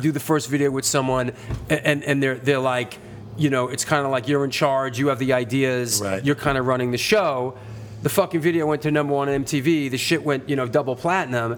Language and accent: English; New York City, New York, United States; I came from a culture as a teenager growing up in the Bronx